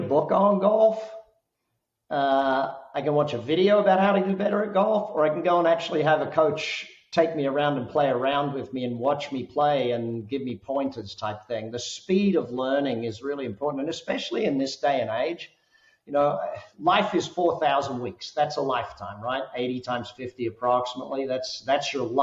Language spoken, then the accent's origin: English; Australia; now in Las Vegas, United States; living here in Vegas. Everyone says, you got five kids. Are you guys Mormon? You know, I'm Australian